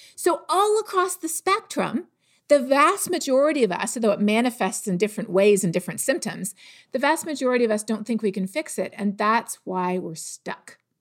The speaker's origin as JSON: {"language": "English", "country": "Canada", "said": "I'm from Canada."}